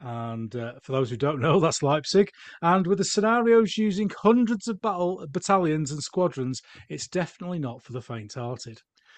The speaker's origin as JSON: {"language": "English", "region": "Yorkshire and the Humber", "country": "United Kingdom", "said": "For a Yorkshireman, many people say that the English is my second language"}